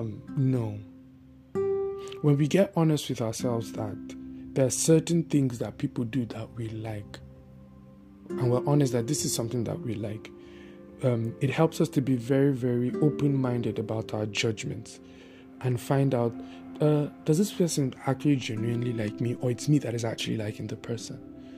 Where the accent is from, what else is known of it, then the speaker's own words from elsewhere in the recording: Bauchi, Nigeria; In fact, with the people that I grew up with in Bauchi, the guy, my friend, right, that introduced me to his family, he was the one that used to bring food for me.